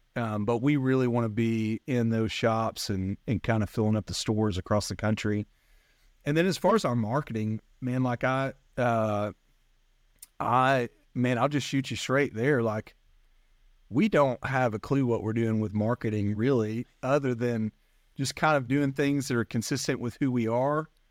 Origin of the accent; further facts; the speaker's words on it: North Alabama, United States; I grew up in North Alabama